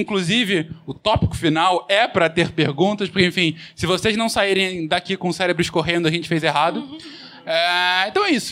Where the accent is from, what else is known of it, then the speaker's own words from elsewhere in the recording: São Paulo, Brazil; nós quatro somos aqui de São Paulo